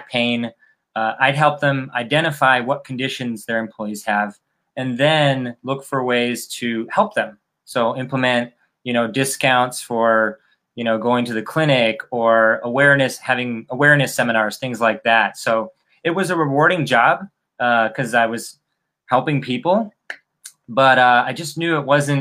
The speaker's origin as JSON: {"language": "English", "town": "Chicago", "region": "Illinois", "country": "United States", "moved": "as an adult", "lives_now": "Miami, United States", "said": "I'm originally from Chicago. But 4 years ago, I moved to Miami"}